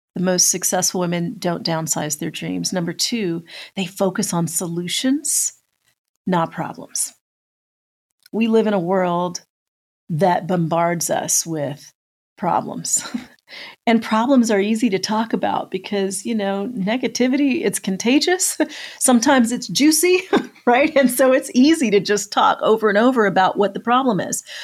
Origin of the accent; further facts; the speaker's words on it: just outside of Denver, Colorado, United States; moved away as an adult; also born or lived in Metro Atlanta; now in Atlanta, United States; we grew up just outside of Denver, that we were both living in Metro Atlanta